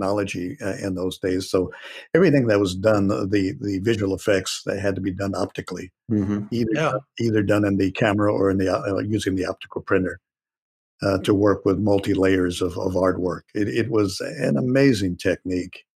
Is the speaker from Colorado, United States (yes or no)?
no; Santa Barbara, California, United States; moved away as an adult; also born or lived in Los Angeles; I had already left my hometown of Santa Barbara, and I had moved to the Los Angeles area